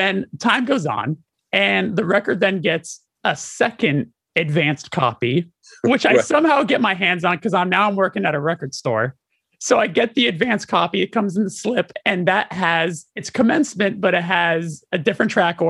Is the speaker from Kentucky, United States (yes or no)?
no; Burbank, California, United States; I grew up in Burbank